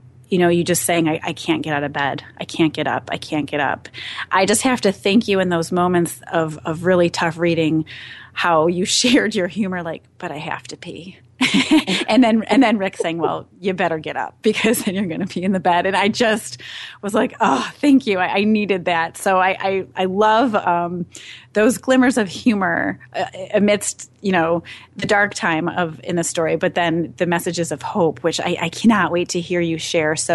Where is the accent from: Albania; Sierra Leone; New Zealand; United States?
United States; Midwest; I'm from the Midwest